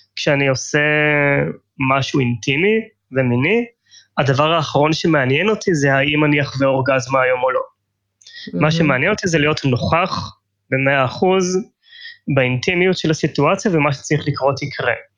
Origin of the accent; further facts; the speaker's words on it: Tel Aviv, Tel Aviv District, Israel; אני תל אביבי במקור, ישראלי